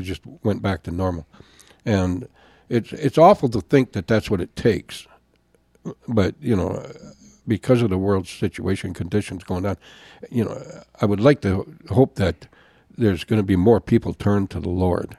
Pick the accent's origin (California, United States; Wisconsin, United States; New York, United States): Wisconsin, United States; Jim Falls; moved away as an adult; also born or lived in Augsburg, Germany; I'm from Jim Falls, Wisconsin